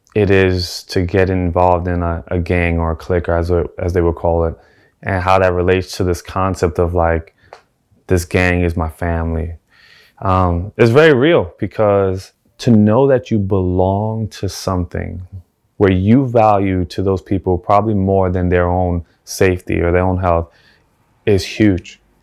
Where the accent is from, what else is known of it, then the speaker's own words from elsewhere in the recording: New York City, New York, United States; also born or lived in South Bronx; I was born in the South Bronx, and for the majority of my life, I grew up in the Lower East Side of Manhattan